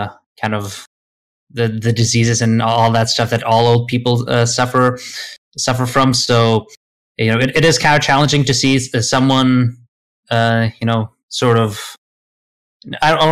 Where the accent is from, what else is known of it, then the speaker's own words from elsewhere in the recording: Sweden; English is a second language; also born or lived in Lithuania / United Kingdom; I lived in Sweden pretty much since I was, 8 and a half or so, until my late teens when I finished school